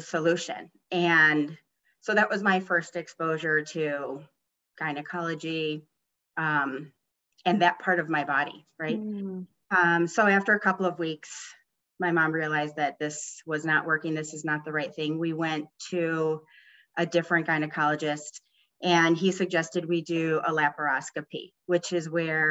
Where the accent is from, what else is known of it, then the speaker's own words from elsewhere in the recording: Chicago, Illinois, United States; I was born and raised in Chicago